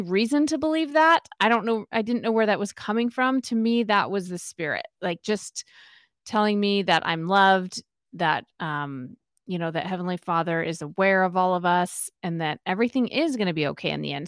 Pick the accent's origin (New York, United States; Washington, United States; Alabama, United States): Washington, United States; Spokane; moved away as an adult; also born or lived in Utah / California; I grew up in Spokane, Washington